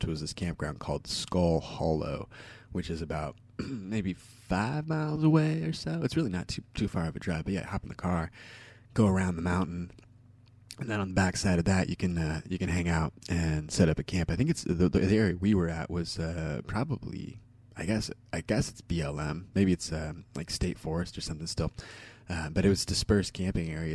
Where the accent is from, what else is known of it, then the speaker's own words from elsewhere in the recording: Southern Oregon, United States; when I was a child growing up in Southern Oregon